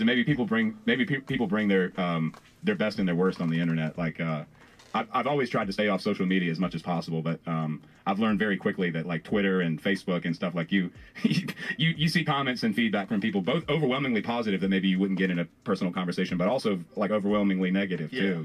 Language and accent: English; Farmville, Virginia, United States; i am from Farmville, which is technically Piedmont.